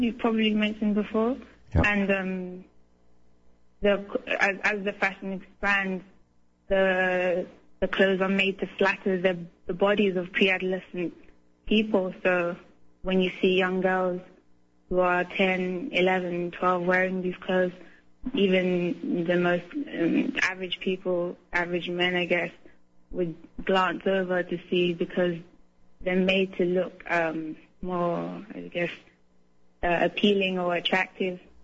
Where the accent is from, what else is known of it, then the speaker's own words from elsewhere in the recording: London, United Kingdom; now in Hamburg, Germany; I'm in Hamburg now and I'm originally from London